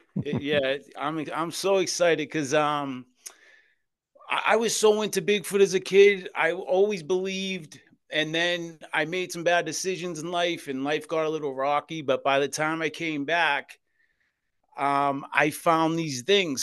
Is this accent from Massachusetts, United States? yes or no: yes; Boston, Massachusetts, United States; I was born and raised in South Boston, Massachusetts in the Old Colony Projects